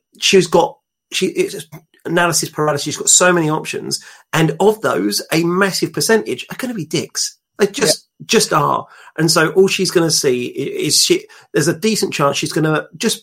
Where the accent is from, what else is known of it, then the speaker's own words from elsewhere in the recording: London, United Kingdom; now in Kent, United Kingdom; I'm from North London